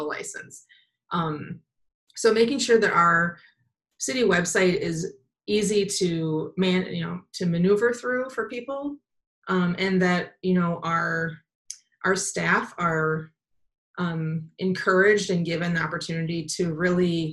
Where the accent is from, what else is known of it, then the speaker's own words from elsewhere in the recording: Madison, Wisconsin, United States; moved away as an adult; also born or lived in Milwaukee / San Francisco / Denver; now in Twin Cities, United States; I was born in Madison, grew up in the country in Madison, or around Madison